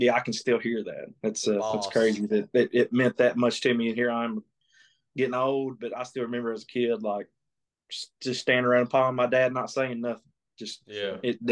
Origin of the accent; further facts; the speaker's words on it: Clay County, Southeast Kentucky, United States; I grew up down there around Clay County, Southeast Kentucky.